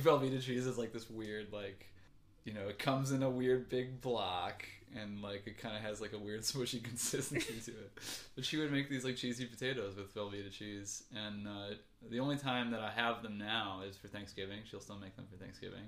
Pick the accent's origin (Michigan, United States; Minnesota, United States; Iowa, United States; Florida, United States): Michigan, United States; Ann Arbor; now in Chicago, United States; home is Ann Arbor, Michigan, mm-hmm. uh, which is weird. Well, I was born in Chicago and I spent half my life here. Then I spent like my teenage years in Ann Arbor, so I feel kind of more like I grew up there